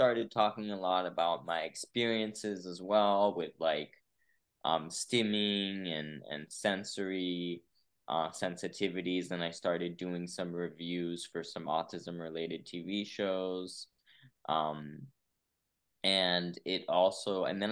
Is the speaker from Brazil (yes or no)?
yes; São Paulo, Brazil; moved away as an adult; also born or lived in San Francisco, California, United States; now in United States; I was born in Brazil, but then I actually lived here, like came here as a baby, lived here till I was about San Francisco, till I was about 9. And then I actually went back to Brazil till I was 18